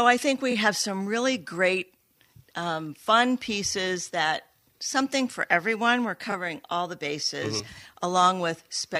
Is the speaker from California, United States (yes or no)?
no; Detroit, Michigan, United States; also born or lived in New York / Seattle; now in Saugatuck, United States; I'm originally from Detroit.